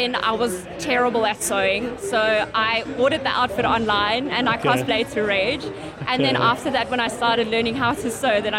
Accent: Pretoria, Gauteng, South Africa; I grew up in Pretoria and I went to an all-girls school in Pretoria.

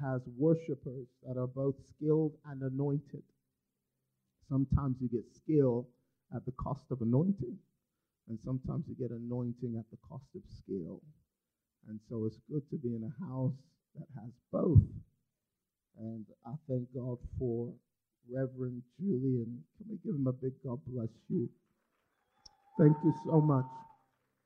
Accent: Nigeria; I'm from Nigeria.

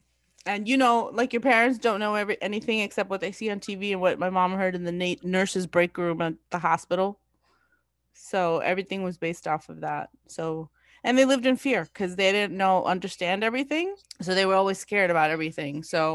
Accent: India; now in New Hyde Park, United States; I came from India. I came to Brooklyn, lived in the Bronx, went to New Hyde Park, then went to Belrose, then went to Syosset, and then came back to New Hyde Park.

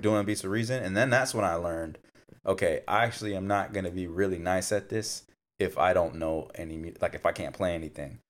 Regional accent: Fontana, California, United States; moved away; I grew up in Fontana

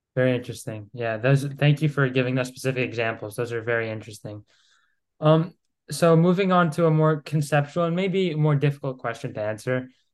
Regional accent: Greece; I'm from Greece

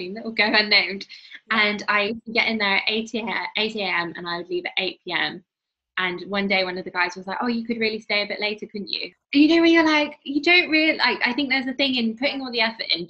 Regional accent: Midlands, United Kingdom; moved away; I'm from the Midlands.

